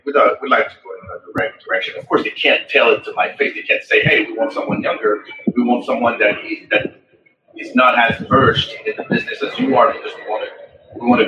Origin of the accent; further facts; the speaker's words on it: France; moved away as an adult; I had a lot of companies back in my home country in France.